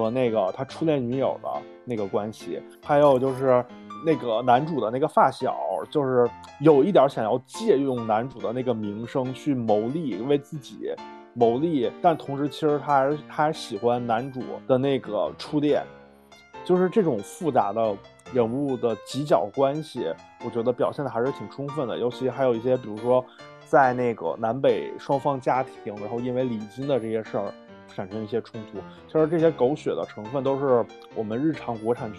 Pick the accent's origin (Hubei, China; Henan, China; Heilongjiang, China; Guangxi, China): Heilongjiang, China; Harbin; also born or lived in Beijing; 我也是哈尔滨人。